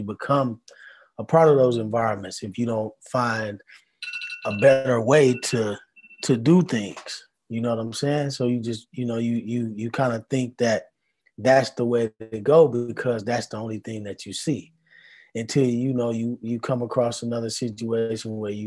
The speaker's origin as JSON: {"language": "English", "town": "Milwaukee", "region": "Wisconsin", "country": "United States", "tie": "born or raised there", "said": "Milwaukee, man. Born and raised"}